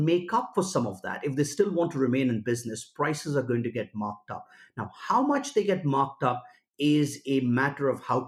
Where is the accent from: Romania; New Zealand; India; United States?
India; my home country, India